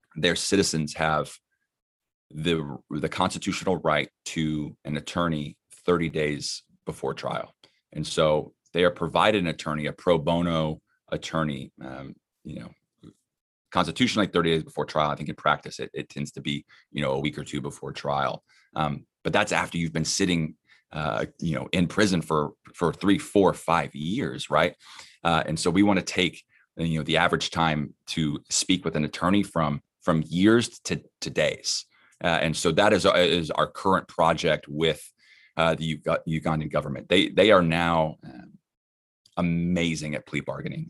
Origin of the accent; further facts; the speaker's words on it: Dallas, Texas, United States; moved away; I'm from Dallas, uh, not from California.